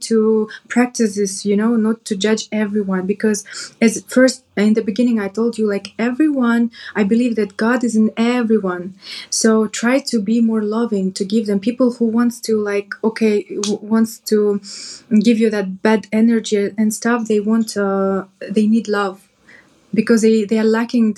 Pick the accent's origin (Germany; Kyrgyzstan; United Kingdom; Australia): Kyrgyzstan; now in Dubai, United Arab Emirates; I'm from Kyrgyzstan